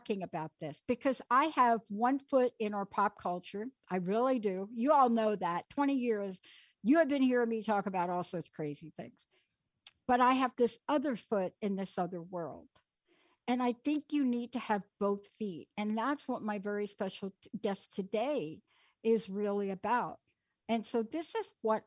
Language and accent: English; New York, United States; moved away; I grew up in New York. I lived there on the East Coast most of my life.